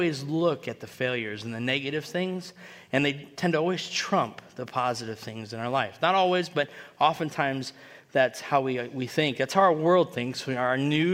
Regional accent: United States; I grew up in Washington

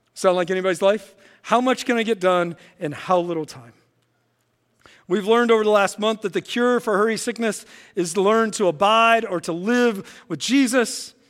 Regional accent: West Virginia, United States; now in Illinois, United States; I grew up in West Virginia, and I have some great memories of my childhood and teenage years growing up in West Virginia

